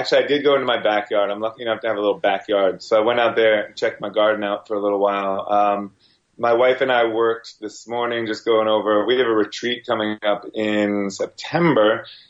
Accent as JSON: {"language": "English", "region": "New York", "country": "United States", "tie": "born or raised there", "also_born_or_lived": "New Jersey", "said": "I was born in Jersey, Northern Jersey, lived in, over in Rockland County for a good portion of my life. And then my parents moved me up way upstate to like Cowtown, USA, up in, up near Hudson, New York"}